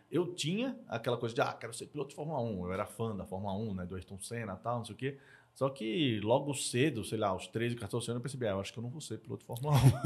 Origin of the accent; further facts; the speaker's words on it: Maceió, Alagoas, Brazil; moved away; eu sou nordestino, sou de Maceió, é, nasci, vivi lá boa parte da minha vida